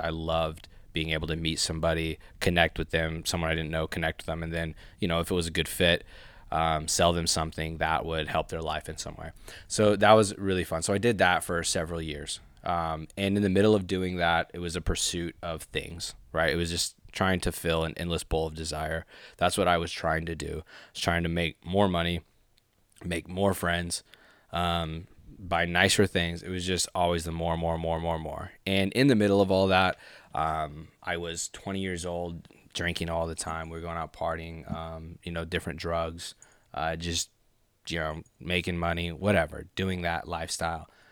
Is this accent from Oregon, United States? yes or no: no; Boise, Idaho, United States; also born or lived in Honolulu, Hawaii; I'm from Boise, Idaho. Yes. Um, born in Honolulu, Hawaii moved here when basically I was a baby. I was like two years old, and then grew up here